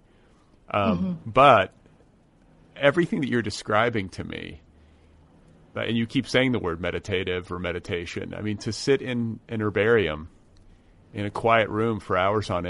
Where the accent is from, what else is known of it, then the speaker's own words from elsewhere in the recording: Midwest, United States; I grew up in the Midwest.